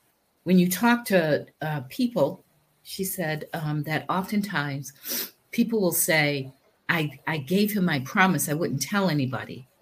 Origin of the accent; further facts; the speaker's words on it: New Bedford, Massachusetts, United States; I'm from New Bedford